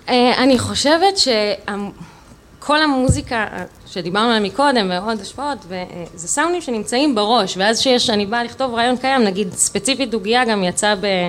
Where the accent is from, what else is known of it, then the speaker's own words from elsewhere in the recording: Rehovot, Central District, Israel; אני במקור אה, מרחובות